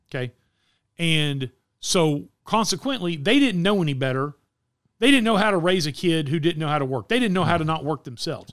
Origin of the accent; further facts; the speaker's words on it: Wichita Falls, Texas, United States; Mike and I grew up in Wichita Falls, Texas